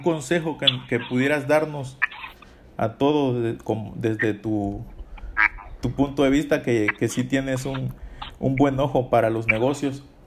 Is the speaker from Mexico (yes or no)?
yes; Coyuca de Benítez, Guerrero, Mexico; also born or lived in El Bejuco; Coyuca de Benítez, que es de donde soy